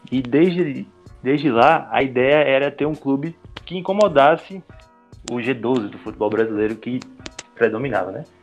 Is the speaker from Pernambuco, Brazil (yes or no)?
yes; Pernambuco, Brazil; Sou, sou pernambucano, estudante de jornalismo.